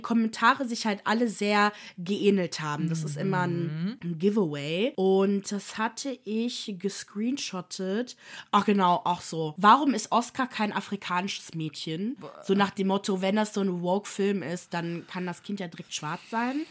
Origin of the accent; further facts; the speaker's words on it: Germany; ich bin, ich wohne in Deutschland, bin da geboren